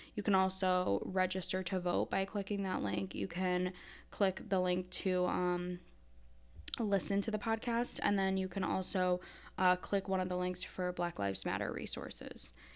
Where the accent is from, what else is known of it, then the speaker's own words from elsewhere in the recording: Syracuse, New York, United States; moved away as an adult; also born or lived in Brooklyn, New York City; now in Maryland, United States; I'm from Syracuse, New York, uh, or that area of upstate New York